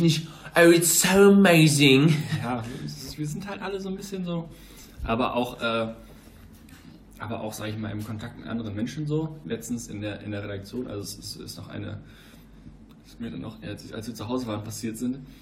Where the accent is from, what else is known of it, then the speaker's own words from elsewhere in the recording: Germany; wir sind Deutsche